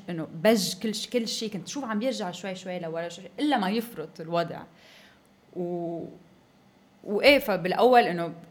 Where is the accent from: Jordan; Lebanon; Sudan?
Lebanon; صلح الوضع بانه جمعنا حالنا نحن كلبنانيه آه، ورحنا على تمثال جبران خليل جبران ببوسطن